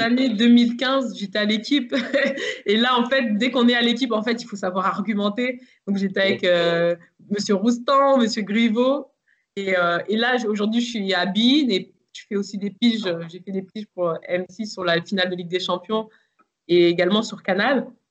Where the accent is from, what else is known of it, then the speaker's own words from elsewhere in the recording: Versailles, Île-de-France, France; also born or lived in Le Chesnay; je suis né au Chennai, mais j'ai grandi dans le parc du château de Versailles